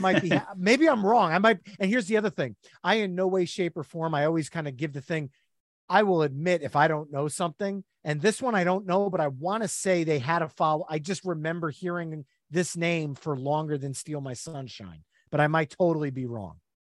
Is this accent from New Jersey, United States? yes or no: yes; New Jersey, United States; We are from New Jersey, all three of us. The Jersey Shore is part of our lineage